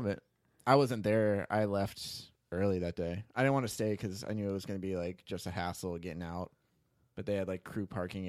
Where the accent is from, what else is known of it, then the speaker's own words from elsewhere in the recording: St. Petersburg, Florida, United States; We're like, St. Pete. And they're like, where? I'm just like, just Tampa. We're from the other side of Tampa.